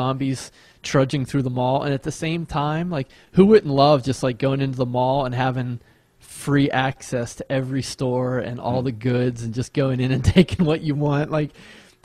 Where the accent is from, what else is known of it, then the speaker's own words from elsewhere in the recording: Monroeville, Pennsylvania, United States; I grew up in Monroeville, Pennsylvania